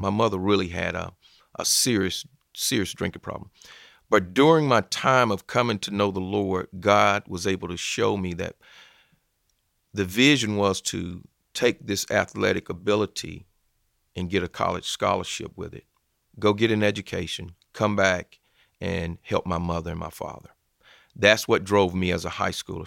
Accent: Phenix City, Alabama, United States; also born or lived in Columbus, Georgia; originally I'm from Columbus, Georgia, but finished high school in Phoenix City, Alabama, which is right across the river

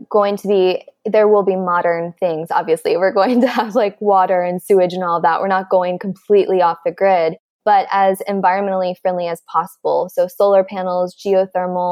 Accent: Midwest, United States; I'm from the Midwest, and I grew up with parents who were like, textbook Midwest

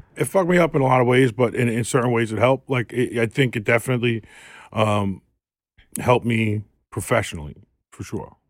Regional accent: New York City, New York, United States; I'm from South Queens

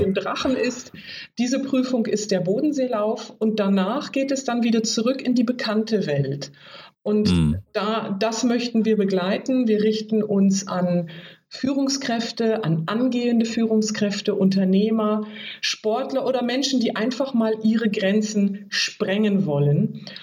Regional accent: Oldenburg, Lower Saxony, Germany; moved away as an adult; komme aus Norddeutschland, ganz oben, mhm. Oldenburg, bin da aufgewachsen

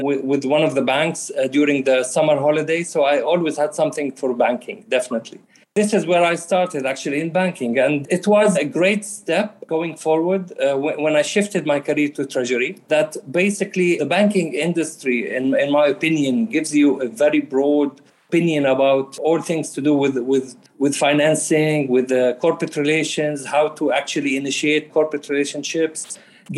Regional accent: Australia; moved away as an adult; also born or lived in Jordan / London; Yes, I am an Australian citizen. I had my education in Australia. My family been in Australia since the early 80s. Originally, we came from Jordan

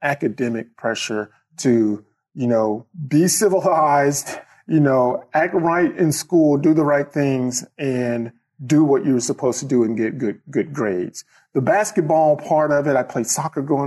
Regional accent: Starkville, Mississippi, United States; moved away as an adult; also born or lived in Tuscaloosa, Alabama / Indianapolis, Indiana; now in Atlanta, United States; I grew up in Starkville, Mississippi

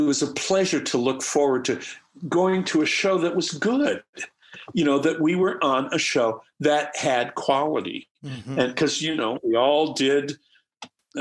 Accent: Midwest, United States; now in Seattle, United States; I grew up in the Midwest.

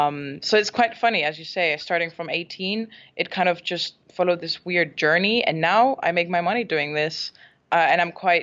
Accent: Barcelona, Catalonia, Spain; first language English; also born or lived in Scotland; I am Scottish, so I was born in Scotland, mm-hmm. but I grew up and spent most of my life in Spain, in Barcelona. My mom is Spanish.

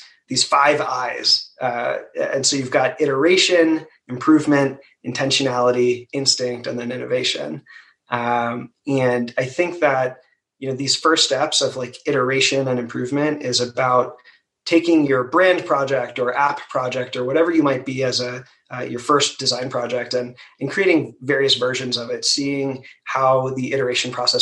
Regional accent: Maryland, United States; I'm from Maryland

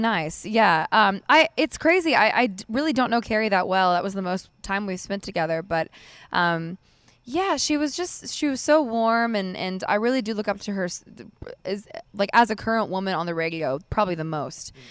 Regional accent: Mascot, Tennessee, United States; I lived out in Mascot, Tennessee, which is probably forty minutes from where we are right now. And I, we actually lived next door to my cousin's, so I got to grow up

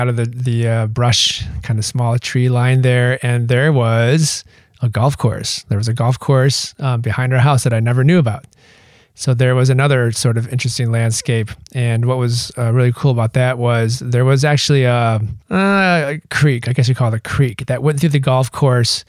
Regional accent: Michigan, United States; I grew up in Michigan

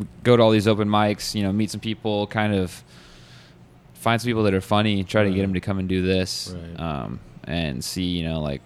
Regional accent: just south of Seattle, Tacoma/Puyallup area, Washington, United States; moved away as an adult; now in Salinas, United States; I'm from Washington State

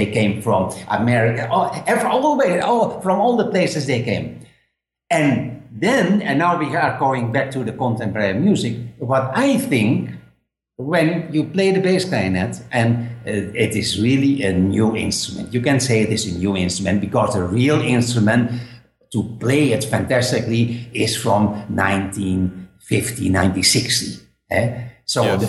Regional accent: Netherlands; English is a second language; moved away as an adult; now in Spain; I'm living now in Spain, but I'm from Holland

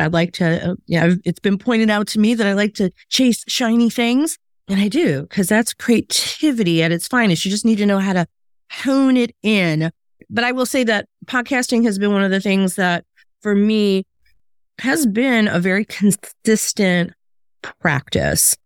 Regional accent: Chicago, Illinois, United States; moved away as an adult; also born or lived in the South (US); my hometown of Chicago

